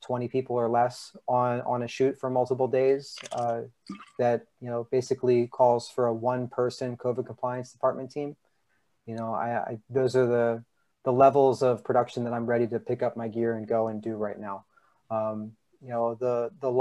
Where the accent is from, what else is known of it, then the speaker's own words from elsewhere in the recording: Philadelphia suburbs, Pennsylvania, United States; now in New York, United States; I'm from the Philly suburbs